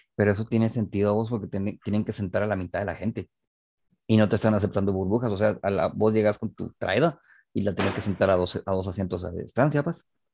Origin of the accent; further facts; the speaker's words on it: Guatemala City, Guatemala Department, Guatemala; en una ciudad como Guatemala, vos, en serio, o sea, no somos Tokio, pues. No somos Ciudad de México